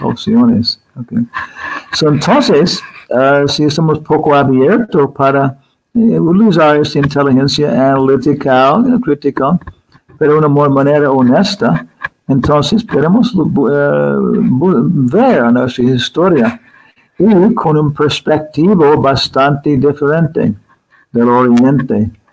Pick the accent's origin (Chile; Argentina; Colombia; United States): United States; Arizona; Spanish is a second language; moved away; also born or lived in Guam / California; regresando a los Estados Unidos, creciendo en Arizona, donde mucho sol, desierto, después California